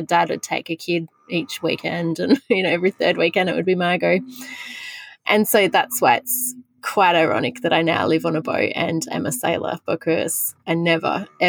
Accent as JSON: {"language": "English", "town": "Wagga Wagga", "region": "New South Wales", "country": "Australia", "tie": "born or raised there", "said": "Look, it was good. It was fine. It was an inland town. We never saw the ocean besides the one holiday that we would go on every year"}